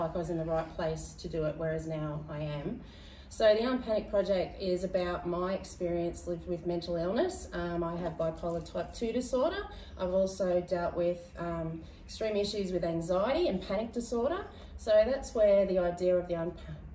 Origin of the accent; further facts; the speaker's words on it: Bribie Island, Queensland, Australia; I grew up on Bribie